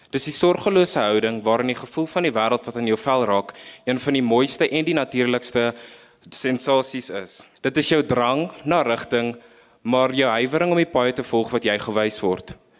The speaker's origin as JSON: {"language": "Afrikaans", "country": "South Africa", "said": "ons as Suid-Afrikaners"}